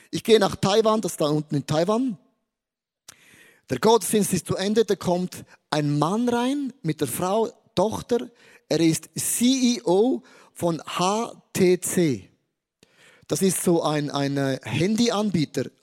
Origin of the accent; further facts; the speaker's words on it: Switzerland; Hallo, ich bin Schweizer, bodenständig klein und stehe.